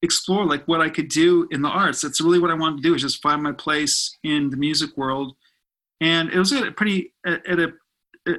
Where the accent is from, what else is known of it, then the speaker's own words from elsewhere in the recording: Burbank, California, United States; I grew up in Burbank